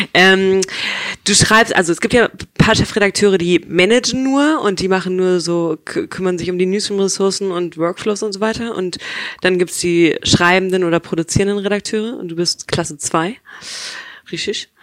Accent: Hamburg, Germany; aber ich bin Hamburgerin ursprünglich

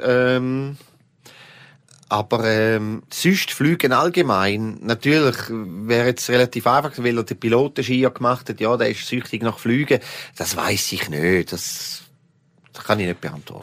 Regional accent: Switzerland; für mich als Appenzeller

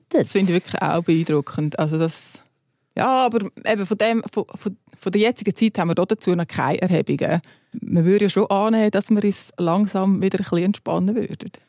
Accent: Switzerland

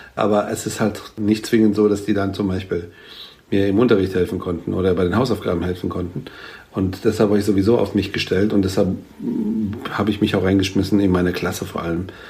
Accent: Frankfurt, Hesse, Germany; ich meine aber in echt ja aus Frankfurt

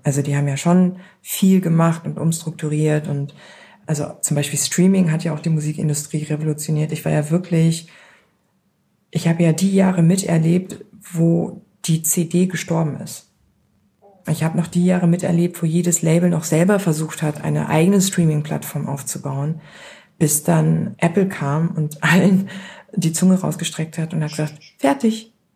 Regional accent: Beckum, North Rhine-Westphalia, Germany; meine Eltern, die sich damals noch nicht kannten, Mitte der 70er in das kleine Dorf Beckum gekommen in Nordrhein-Westfalen und da bin ich geboren worden.

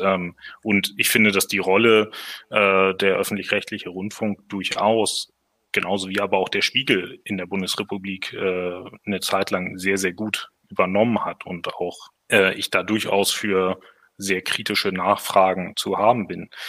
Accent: Hamburg, Germany; moved away; also born or lived in southwest Germany; Gebürtig aus Hamburg

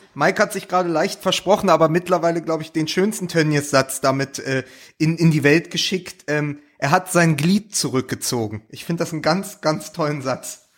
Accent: Berlin, Germany; ich auch als Berliner

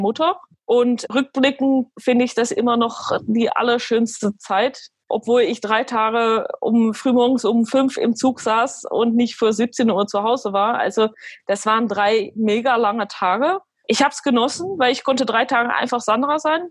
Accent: Alkmaar, North Holland, Netherlands; also born or lived in Belgium; now in Aachen, Germany; gebürtige Holländerin oder Niederländerin, so wie, wie die meisten sagen, und bin geboren in Alkmaar

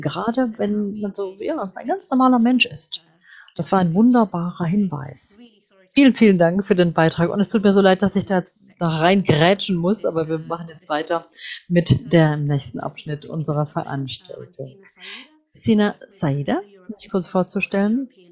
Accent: Bangladesh; moved away; Und ich komme ja ursprünglich aus Bangladesch

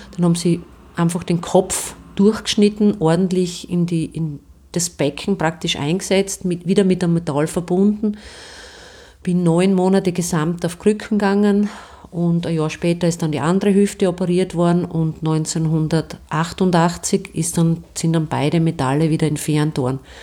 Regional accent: Stallhof, Styria, Austria; Ich bin in Stallhof bei Steins aufgewachsen

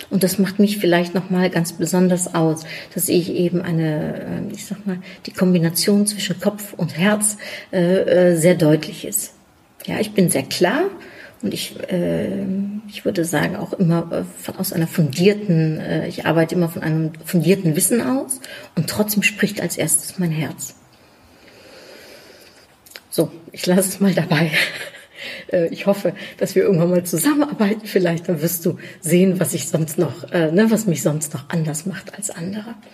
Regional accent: Germany; also born or lived in Netherlands; ich bin Niederländerin in Deutschland aufgewachsen. Ich habe mein Leben lang in einem deutsch-niederländischen Kontext gearbeitet. Ich bin 26 Mal umgezogen, wovon die meisten Male zwischen Deutschland und den Niederlanden.

